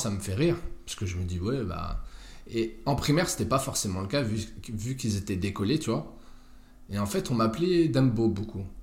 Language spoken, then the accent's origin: French; Malleloy, Grand Est, France; Écoute, moi, j'ai grandi à Malelois. C'est Tu connais